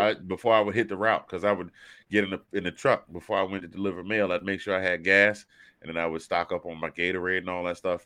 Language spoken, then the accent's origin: English; the South, United States; I'm from the South